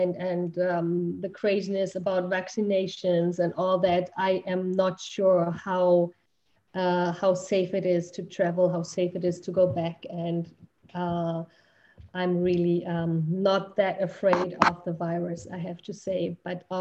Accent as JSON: {"language": "English", "country": "Germany", "also_born_or_lived": "United States", "moved": "as an adult", "said": "we're originally from Germany and had immigrated, and I'm still considering myself an immigrant to the United States."}